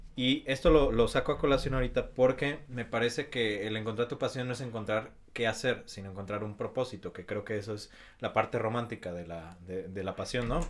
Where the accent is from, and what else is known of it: Mexico